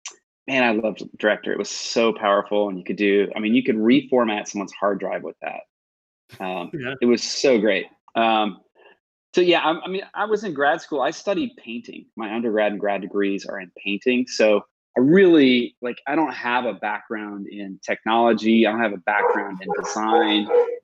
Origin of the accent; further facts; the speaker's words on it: Iowa, United States; also born or lived in Kearney, Nebraska; Now, I grew up in the Midwest. So I grew up in Iowa. And then we moved to Nebraska, to Kearney, Nebraska, which is like smack in the middle of nowhere.